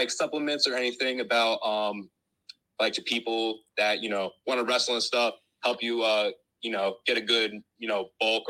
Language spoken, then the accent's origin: English; New Jersey, United States; I'm from South Jersey.